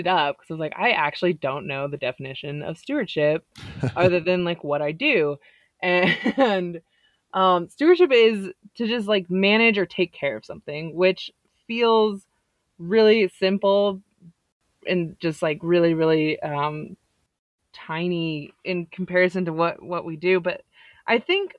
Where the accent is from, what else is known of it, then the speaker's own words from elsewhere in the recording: San Diego, California, United States; moved away as an adult; also born or lived in Texas / Idaho; I grew up in San Diego, California